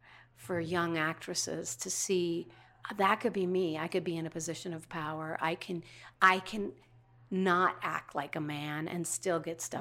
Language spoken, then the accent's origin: English; Minnesota, United States; moved away; I came from Minnesota